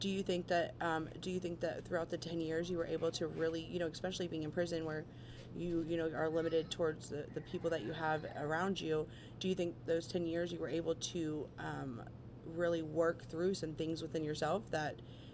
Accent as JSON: {"language": "English", "region": "West Virginia", "country": "United States", "tie": "born or raised there", "moved": "yes", "lives_now": "Ohio, United States", "said": "I grew up in West Virginia"}